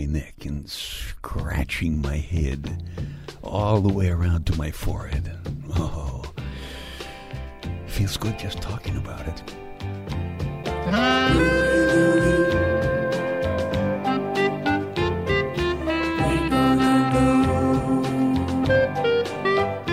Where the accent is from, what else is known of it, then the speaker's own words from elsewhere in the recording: Brooklyn, New York, United States; my hometown of Brooklyn